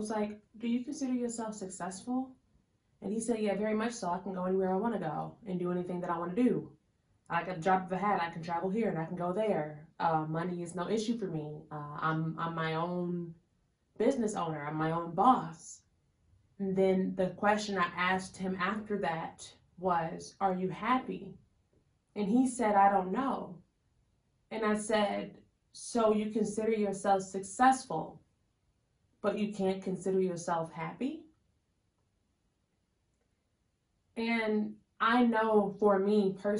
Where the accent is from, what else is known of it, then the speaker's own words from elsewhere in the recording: Chicago, Illinois, United States; where are you from? Chicago